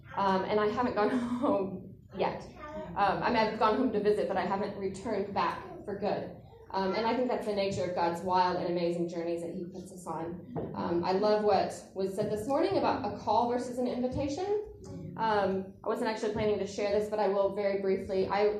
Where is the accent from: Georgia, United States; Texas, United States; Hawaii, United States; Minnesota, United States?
Texas, United States; moved away as an adult; now in Cambodia; People are always surprised to hear I'm from Texas because I don't sound like I'm from Texas, but I could if I wanted to sound like I was from Texas.